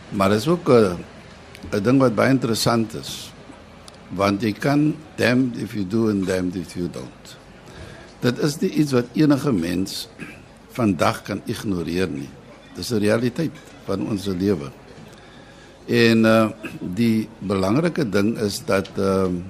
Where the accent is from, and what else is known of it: South Africa